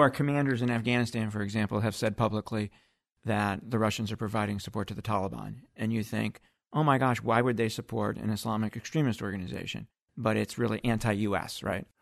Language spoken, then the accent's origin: English; Akron, Ohio, United States; my hometown of Akron, Ohio